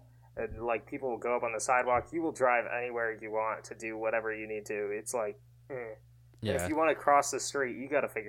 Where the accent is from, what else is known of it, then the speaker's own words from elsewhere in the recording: Kerala, India; born there; I was born in Kerala, so like that area, there's like a large amount of Christians and Muslims